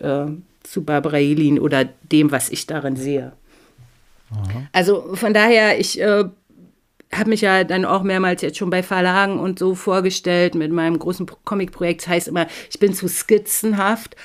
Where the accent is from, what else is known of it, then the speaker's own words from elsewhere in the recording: GDR, East Germany, Germany; now in Northern Germany; ich bin in der DDR und völlig atheistisch aufgewachsen